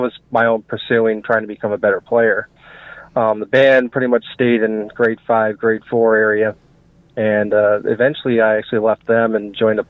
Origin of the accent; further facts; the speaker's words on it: Canada; now in United States; ton of Canadians, and it's like I'm talking to my family.